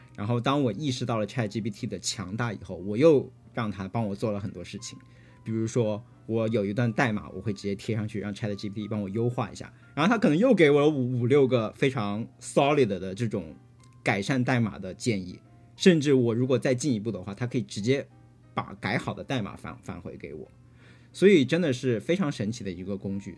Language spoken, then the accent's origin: Chinese; Hunan, China; now in United States; 我是湖南人，没有用过这种食材